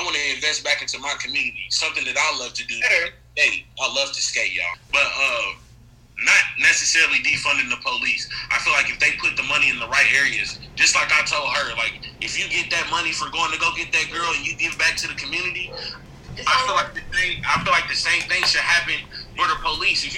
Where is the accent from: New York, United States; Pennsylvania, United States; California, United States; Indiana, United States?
Indiana, United States; I was born and raised here